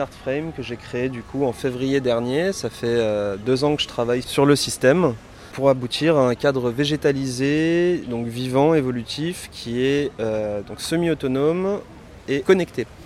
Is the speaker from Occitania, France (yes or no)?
no; Paris, Île-de-France, France; je suis parisien